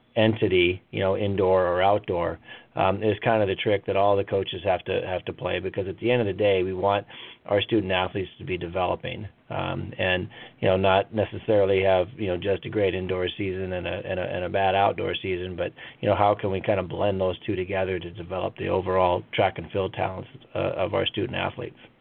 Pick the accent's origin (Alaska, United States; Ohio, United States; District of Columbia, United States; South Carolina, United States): Alaska, United States; Anchorage; to be in my hometown and uh, develop uh, student athletes from from not only you know Anchorage or Alaska